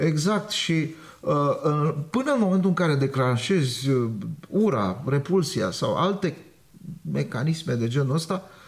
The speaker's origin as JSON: {"language": "Romanian", "country": "Romania", "tie": "born or raised there", "said": "Eu m-am născut în România. Sunt cetățean român."}